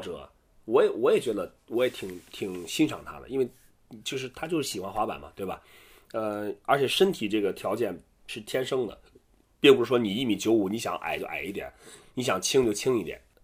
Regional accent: Qingdao, Shandong, China; 我们在青岛，我是青岛人

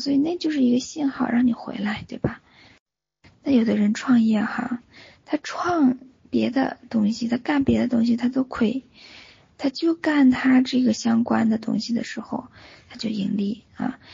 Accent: Northeast China, China; now in Singapore; 老家是在东北对吧

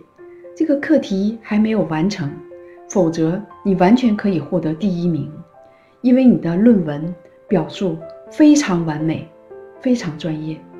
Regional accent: China; moved away as an adult; now in Toronto, Canada; 一九九九年，我从中国移民到加拿大，现在在多伦多卫生局从事疾病的预防和控制工作。

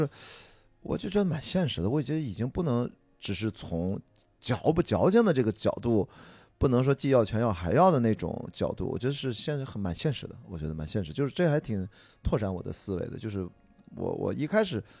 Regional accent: Qingdao, Shandong, China; also born or lived in Beijing; now in Shanghai, China; 我小时候发小我很多青岛的朋友

